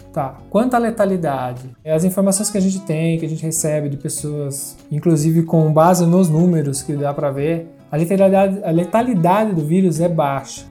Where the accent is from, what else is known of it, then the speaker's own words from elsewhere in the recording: Brazil; now in Italy; a gente é brasileiro, nasceu no Brasil, a gente mora na Itália